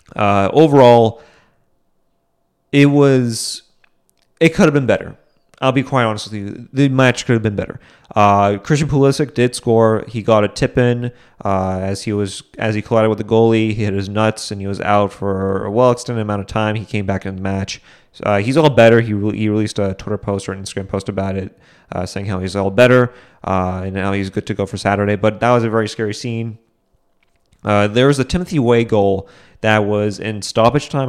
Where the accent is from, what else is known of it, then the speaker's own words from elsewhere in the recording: New England, United States; I'm from New England